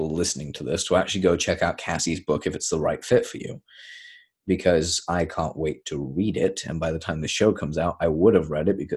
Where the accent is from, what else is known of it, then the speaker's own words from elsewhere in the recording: United Kingdom; I'm British